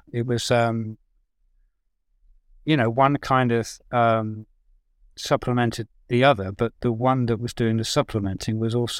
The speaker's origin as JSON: {"language": "English", "region": "South East England", "country": "United Kingdom", "tie": "born or raised there", "said": "I grew up in Oxfordshire. I didn't know anybody who worked in film and TV."}